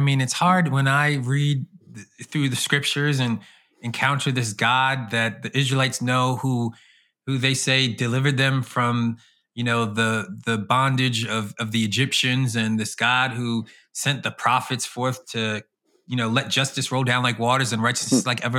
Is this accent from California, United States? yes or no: no; Norristown, Pennsylvania, United States; So born and raised in the Philly area in a community called Norristown, Pennsylvania, and then in the suburbs of Philly for about 3 years